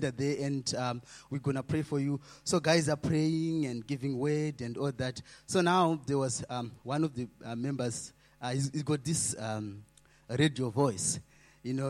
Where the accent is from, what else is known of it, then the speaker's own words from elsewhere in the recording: Zimbabwe; moved away; I'm coming from Zimbabwe.